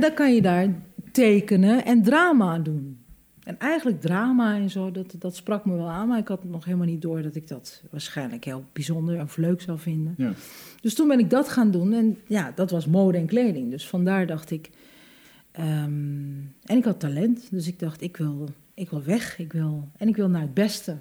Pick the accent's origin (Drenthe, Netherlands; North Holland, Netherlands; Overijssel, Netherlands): Overijssel, Netherlands; Hengelo; ik ben geboren in Hengelo en ik, wij woonden mijn hele leven lang in de sterrenbuurt